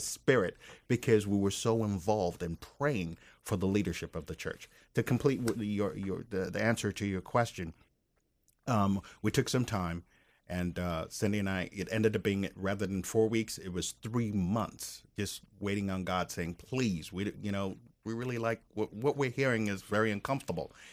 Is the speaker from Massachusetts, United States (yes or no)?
no; Maryland, United States; moved away as an adult; now in Tampa, United States; we grew up in Maryland